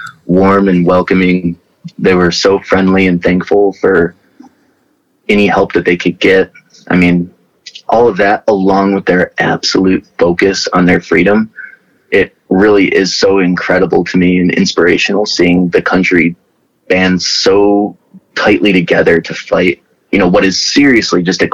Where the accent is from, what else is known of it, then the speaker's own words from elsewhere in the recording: Midwest, United States; I'm from the Midwest, and it is totally the Midwest.